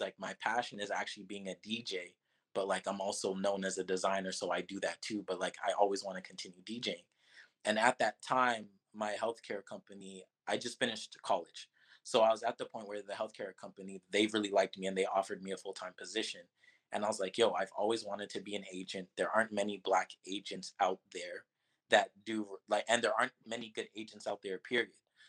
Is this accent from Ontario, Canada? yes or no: yes; Toronto, Ontario, Canada; moved away; also born or lived in Miami; my hometown of Toronto